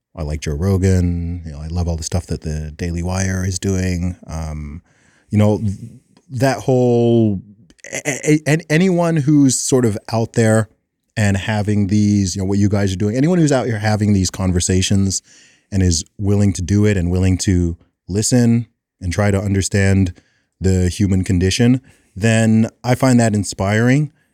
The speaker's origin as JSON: {"language": "English", "country": "United Kingdom", "said": "I'm like a British Will Smith"}